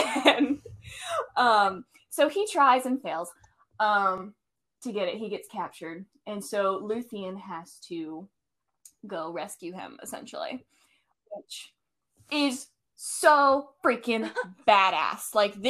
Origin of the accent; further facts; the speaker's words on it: United States; Not my American self.